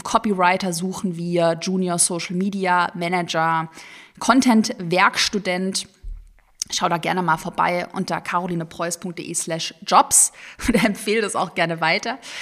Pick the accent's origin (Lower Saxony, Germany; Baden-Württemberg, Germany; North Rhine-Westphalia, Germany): Baden-Württemberg, Germany; Sigmaringen; Ich bin ja gebürtige Schwäbin. in Sigmaringen auf der Schwäbischen Alb geboren